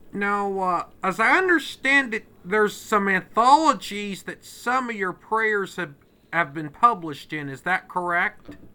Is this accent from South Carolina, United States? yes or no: no; Westville, Illinois, United States; I'm from, uh, Westville, Illinois, which is, uh, near the Illinois Indiana border